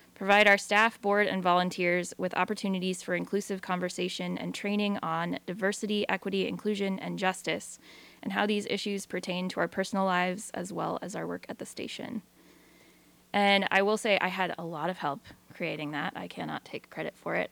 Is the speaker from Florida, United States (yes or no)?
no; Newport, Washington, United States; moved away as an adult; now in Astoria, United States; I'm from Eastern Washington originally, north of Spokane, in a tiny little town called Newport